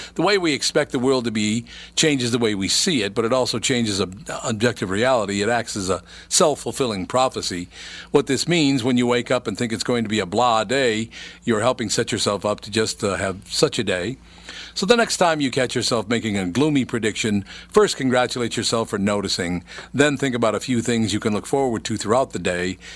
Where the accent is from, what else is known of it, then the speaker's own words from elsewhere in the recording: Minnesota, United States; moved away as an adult; I was born in Minnesota, raised in Minnesota, came back to Minnesota after I had left to do some business elsewhere.